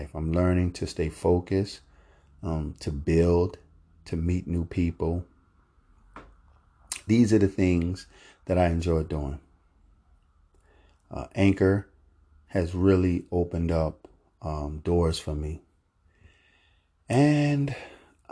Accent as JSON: {"language": "English", "town": "Philadelphia", "region": "Pennsylvania", "country": "United States", "tie": "born or raised there", "moved": "yes", "lives_now": "Florida, United States", "said": "my hometown of Philadelphia"}